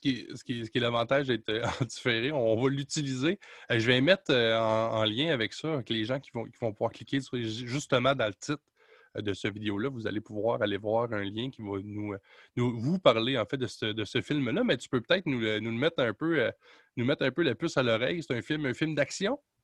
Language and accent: French; Quebec, Canada; chez nous au Québec